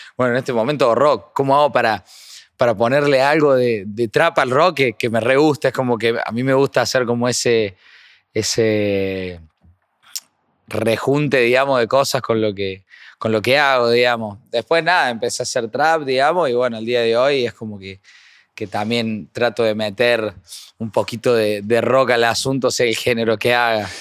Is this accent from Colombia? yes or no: no; Córdoba, Argentina; Yo creo que soy bastante cordobés